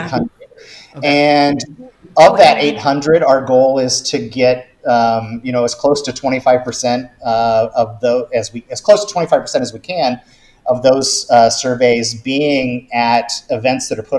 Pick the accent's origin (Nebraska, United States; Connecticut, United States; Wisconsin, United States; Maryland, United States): Nebraska, United States; for me, grew up in Nebraska